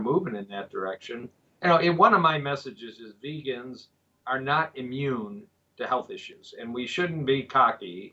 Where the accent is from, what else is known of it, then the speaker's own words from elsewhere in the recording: Michigan, United States; moved away as an adult; also born or lived in Dallas, Texas / Kansas City; moved back to Michigan, my home state, and have been practicing here since 1990